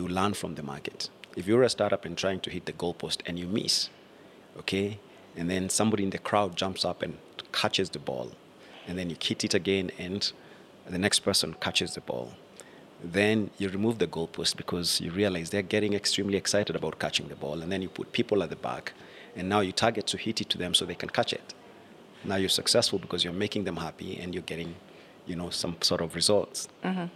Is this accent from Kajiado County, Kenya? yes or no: yes; Ongata Rongai, Kajiado County, Kenya; I grew up in Ongata Rongai